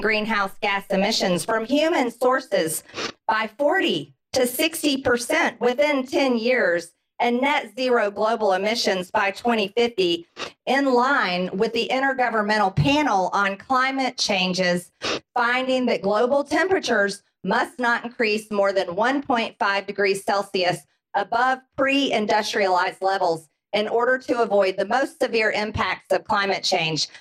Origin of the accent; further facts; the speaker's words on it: Georgia, United States; I'm from Georgia. It's pretty hot and humid